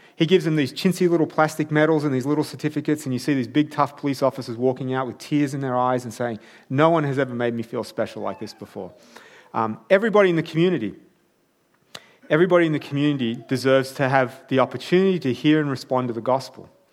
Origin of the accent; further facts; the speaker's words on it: Armidale, New South Wales, Australia; I grew up in Armidale.